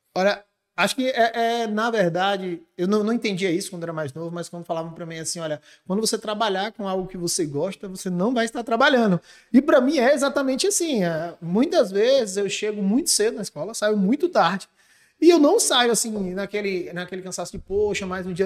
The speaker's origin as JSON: {"language": "Portuguese", "town": "Barreiras", "region": "Bahia", "country": "Brazil", "tie": "born or raised there", "moved": "as an adult", "said": "Eu sou de Barreiras, chega? natural de Barreiras. Nasci, me criei e me formei em Barreiras."}